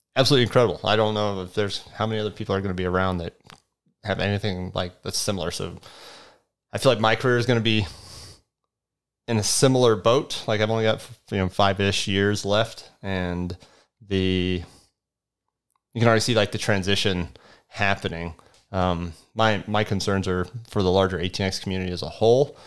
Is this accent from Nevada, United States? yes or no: yes; Las Vegas, Nevada, United States; moved away; I grew up in Las Vegas. Like, my parents moved there in, what year? nineteen ninety, um, and when I was in third grade. And so I'm basically a Las Vegas kid